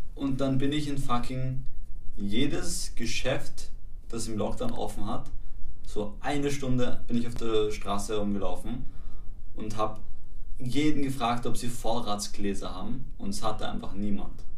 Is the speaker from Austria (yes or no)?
yes; Vienna, Austria; Also ich bin in Wien geboren